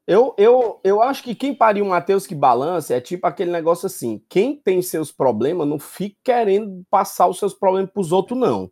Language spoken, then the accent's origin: Portuguese; Fortaleza, Ceará, Brazil; eu sou sim oriundo do Conjunto Ceará, com muito orgulho terra que me criou